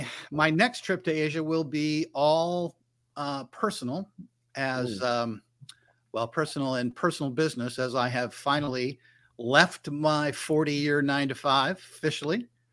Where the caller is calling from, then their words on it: North Carolina, United States; This time I'm actually in my home office in North Carolina.